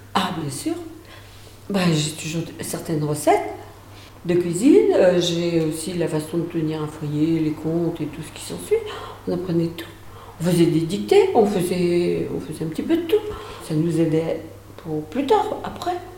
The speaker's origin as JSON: {"language": "French", "town": "Angles", "region": "Pays de la Loire", "country": "France", "tie": "born or raised there", "also_born_or_lived": "Grues / Saint-Michel-en-l'Herm", "said": "Je suis née à Gru en 1945. Mes parents étaient bergers."}